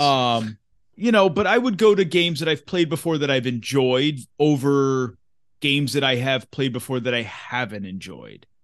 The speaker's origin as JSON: {"language": "English", "region": "Massachusetts", "country": "United States", "tie": "born or raised there", "said": "where I grew up in Massachusetts."}